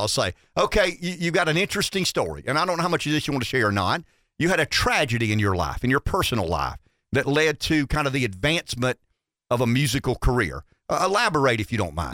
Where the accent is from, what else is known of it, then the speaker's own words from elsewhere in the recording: Pampa, Texas, United States; I'm from Pampa